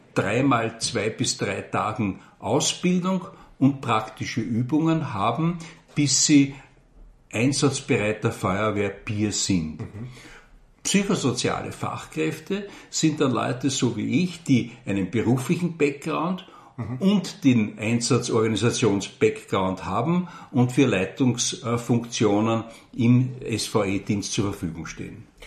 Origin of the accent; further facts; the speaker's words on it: Vienna, Austria; moved away as an adult; now in Burgenland, Austria; ich bin geborener Wiener